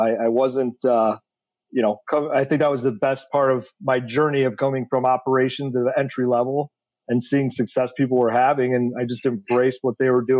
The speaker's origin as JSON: {"language": "English", "town": "Detroit", "region": "Michigan", "country": "United States", "tie": "born or raised there", "said": "I grew up in Metro Detroit."}